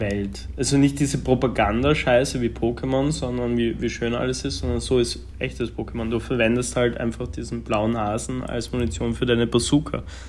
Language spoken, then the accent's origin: German; Austria; wir sind alle aus Österreich